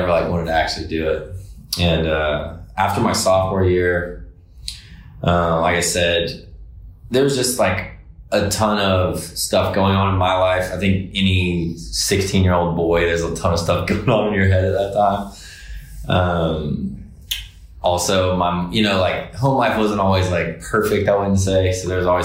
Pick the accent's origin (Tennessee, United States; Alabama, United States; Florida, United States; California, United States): Alabama, United States; Decatur; moved away as an adult; also born or lived in Fairhope, Alabama; now in Nashville, United States; I was born and raised there